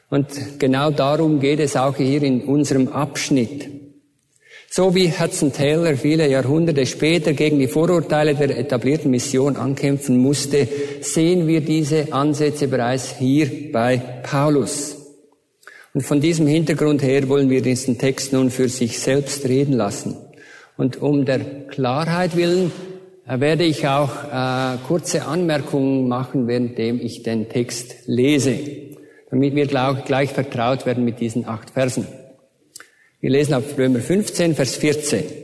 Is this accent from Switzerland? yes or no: yes; Switzerland; accent: Swiss; Ich bin ein waschechter Schweizer, aber das hört ihr ja wahrscheinlich an meinem Akzent.